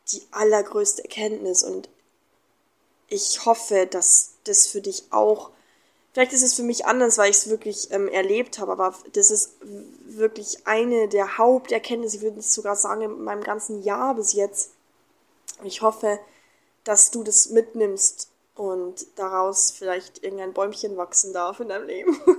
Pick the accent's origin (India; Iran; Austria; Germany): Germany; now in Mexico; ich war dann vier, vier Wochen in Deutschland, ähm, in meiner Heimat. Und dann bin ich wieder nach Mexiko.